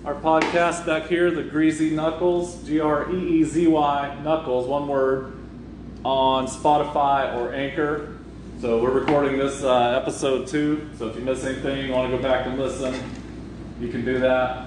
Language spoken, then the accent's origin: English; Florida, United States; I grew up in what they call the scrub oaks in Florida